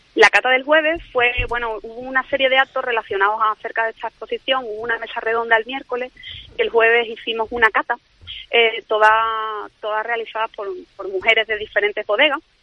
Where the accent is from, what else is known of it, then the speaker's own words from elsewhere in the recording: Jerez de la Frontera, Andalusia, Spain; also born or lived in Seville; nos hemos ido a Jerez, la verdad que sí, eh, mi tierra, ¿no? Porque yo nací aquí